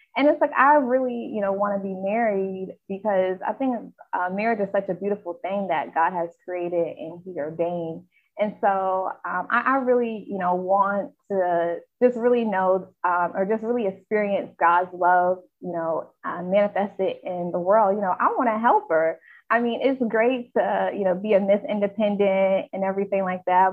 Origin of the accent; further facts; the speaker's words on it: Charlotte, North Carolina, United States; I'm from Charlotte, North Carolina